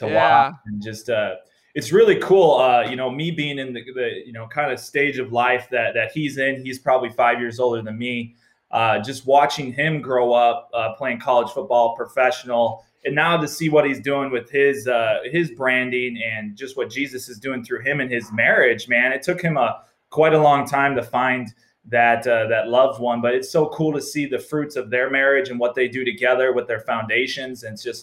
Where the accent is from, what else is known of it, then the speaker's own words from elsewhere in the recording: Minnesota, United States; I grew up Lutheran in Minnesota